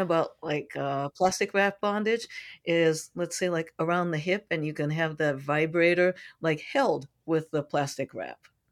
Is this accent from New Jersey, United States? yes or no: no; San Francisco, California, United States; I'm from San Francisco